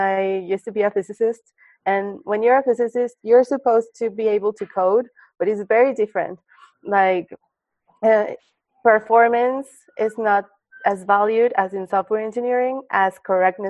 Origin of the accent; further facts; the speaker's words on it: Mexico City, Mexico; moved away as an adult; now in Silicon Valley, United States; I'm from Mexico City